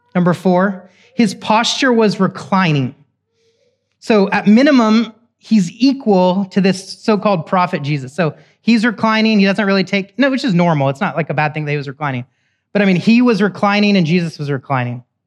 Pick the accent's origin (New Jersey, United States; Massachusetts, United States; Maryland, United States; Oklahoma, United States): Oklahoma, United States; I'm from Oklahoma, cowboys and Indians.